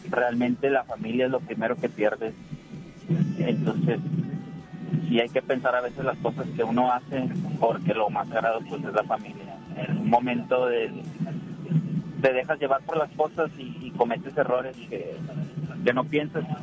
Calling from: Juárez, Mexico; estoy acá en el municipio de Juárez, me dirijo

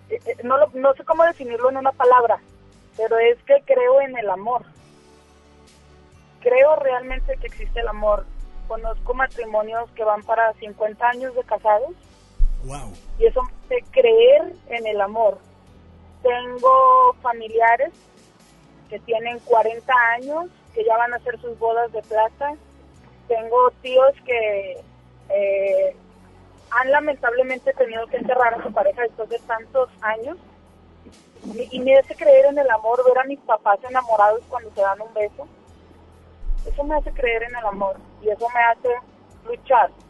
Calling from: Apodaca, Nuevo León, Mexico; De Apodaca.

